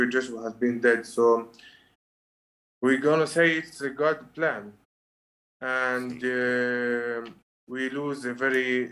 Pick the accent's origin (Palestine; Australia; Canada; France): Palestine; Bethlehem, West Bank; We are from Bethlehem